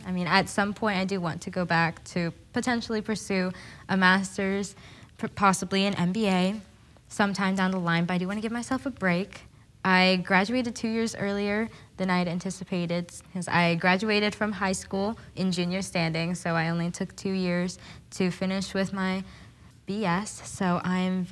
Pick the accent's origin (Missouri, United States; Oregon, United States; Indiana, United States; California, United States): Oregon, United States; Happy Valley; I am from Portland, Oregon. I've grown up in Happy Valley my entire life